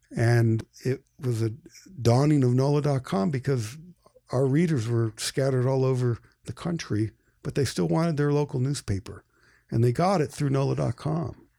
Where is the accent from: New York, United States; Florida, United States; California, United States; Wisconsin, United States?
New York, United States; Marathon; I grew up in a small town in upstate New York, uh, Marathon, New York, population one red light.